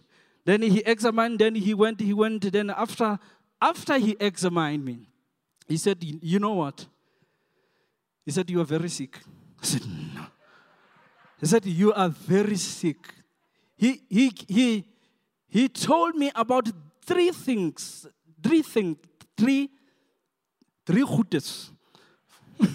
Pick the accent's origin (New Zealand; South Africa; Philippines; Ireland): South Africa; English is a second language; I'm not an English. I'm a Soto guy.